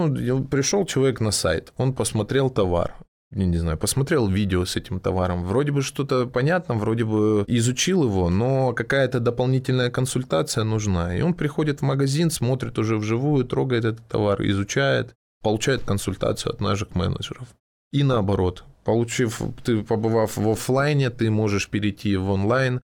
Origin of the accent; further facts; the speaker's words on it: Krasnodar, Krasnodar Krai, Russia; Я из Краснодара